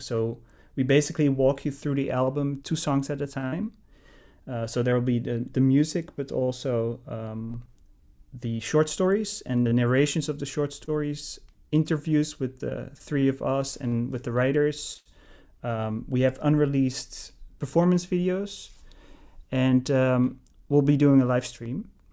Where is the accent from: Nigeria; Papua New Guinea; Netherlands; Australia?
Netherlands; moved away as an adult; also born or lived in Amsterdam, Netherlands; now in New York, United States; I'm from Holland. Uh, I grew up in the Netherlands.